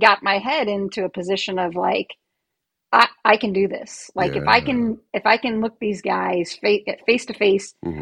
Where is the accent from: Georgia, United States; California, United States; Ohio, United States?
Ohio, United States; I grew up in Ohio.